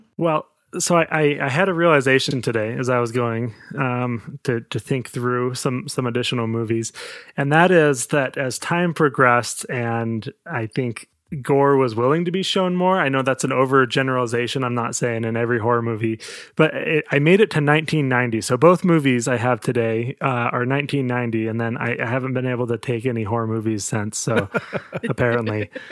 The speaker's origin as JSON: {"language": "English", "country": "United States", "said": "I'm American"}